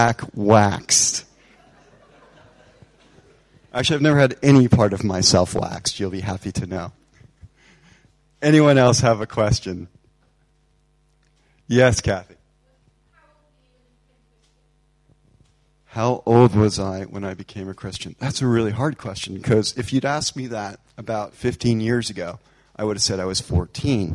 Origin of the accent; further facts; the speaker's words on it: United States; now in England, United Kingdom; I love being an American, but I much prefer living here right now